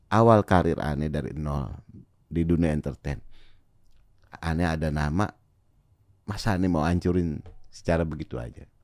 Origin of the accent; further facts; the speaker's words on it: Jakarta, Indonesia; gue orang Betawi gitu.